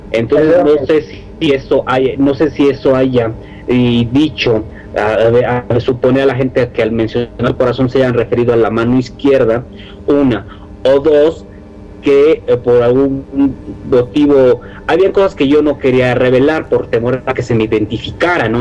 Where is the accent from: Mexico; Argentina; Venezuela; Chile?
Mexico